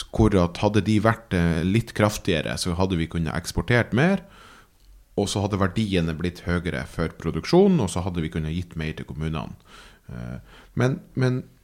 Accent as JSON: {"language": "Norwegian", "town": "Træna", "region": "Nordland", "country": "Norway", "tie": "born or raised there", "also_born_or_lived": "Myken", "moved": "yes", "said": "For jeg er jo fra Helgeland og fra Træna og gått mine barnsben på Myken og, og, og, ute på Træna"}